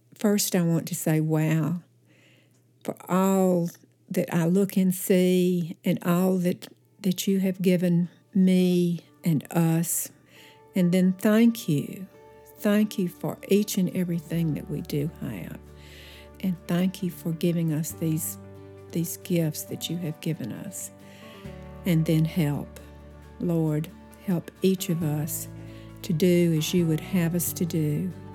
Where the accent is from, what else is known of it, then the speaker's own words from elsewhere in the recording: Oneonta, Alabama, United States; also born or lived in Mountain Brook, Alabama; I grew up in Oneonta, Alabama, which is about thirty miles north east of Birmingham